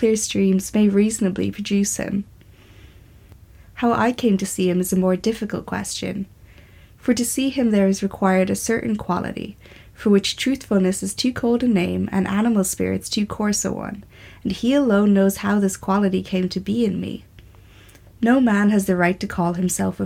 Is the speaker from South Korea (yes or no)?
no; Ireland; I'm an Irish writer and artist.